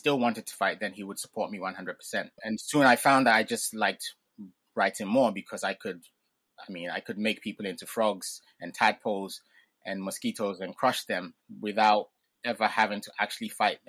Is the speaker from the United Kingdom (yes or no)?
yes; England, United Kingdom; born there; first language Ga; So I grew up pretty much bilingual. So my parents spoke Ga with me at home. And because I was born in England, outside of the home and on TV, there was English.